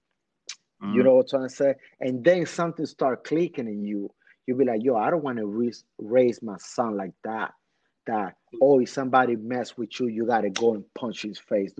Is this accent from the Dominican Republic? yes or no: yes; Dominican Republic; moved away; also born or lived in Washington Heights, New York, United States; I came from Dominican Republic fresh.